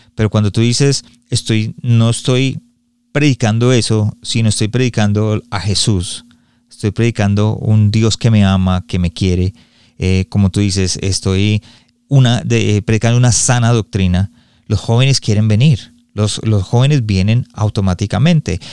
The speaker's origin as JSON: {"language": "Spanish", "country": "Colombia", "said": "yo soy colombiano"}